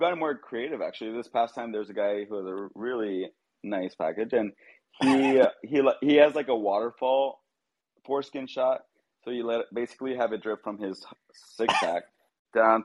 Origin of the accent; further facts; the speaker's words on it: Texas, United States; moved away as an adult; also born or lived in Austin, Texas; now in Puerto Vallarta, Mexico; when I was in the U.S. in Texas, you know, I was called like a wetback growing up